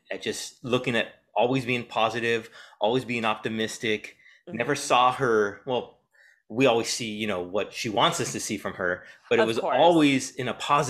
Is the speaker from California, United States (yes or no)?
yes; San Diego, California, United States; I grew up in San Diego, so I know what you mean.